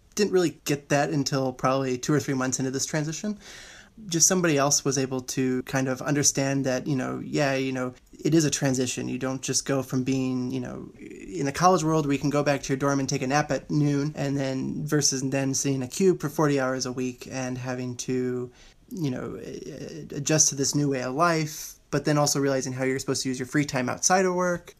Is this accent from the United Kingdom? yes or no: no; Houston, Texas, United States; I am from Houston, Texas.